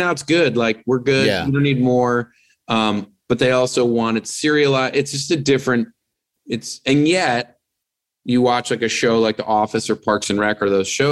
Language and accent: English; East Coast, United States; now in Los Angeles, United States; I'm from the East Coast and I miss my family